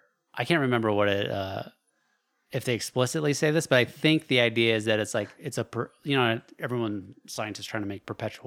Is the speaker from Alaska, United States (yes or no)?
yes; Alaska, United States; We grew up in Alaska